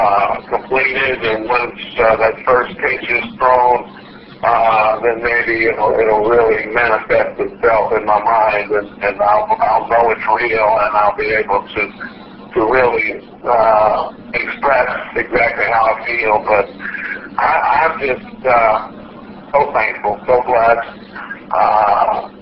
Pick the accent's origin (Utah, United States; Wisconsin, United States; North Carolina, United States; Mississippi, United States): Mississippi, United States; Biloxi; downtown Biloxi, just a few blocks from where I grew up